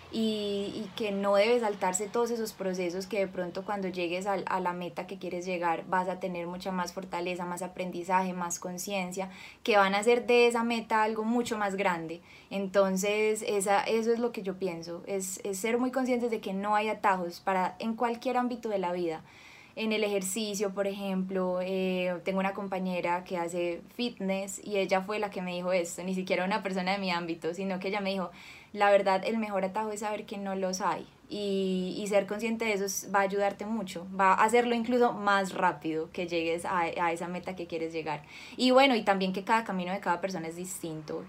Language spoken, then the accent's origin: Spanish; Cali, Valle del Cauca, Colombia; yo nací en Cali, nací en 1993